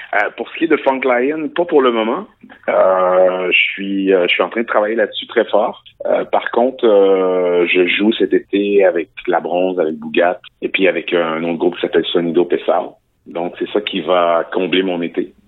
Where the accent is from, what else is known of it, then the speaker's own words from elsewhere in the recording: Quebec, Canada; je suis né au Québec dans une petite ville